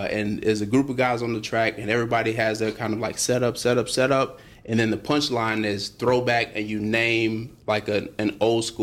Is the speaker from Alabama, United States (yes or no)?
yes; Huntsville, Alabama, United States; So I'm from Huntsville, Alabama.